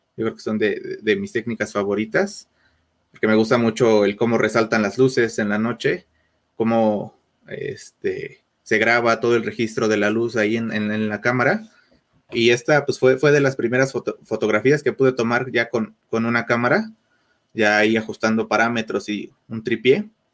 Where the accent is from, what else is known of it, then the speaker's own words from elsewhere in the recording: Mexico City, Mexico; soy, soy de aquí de México, de la Ciudad de México, precisamente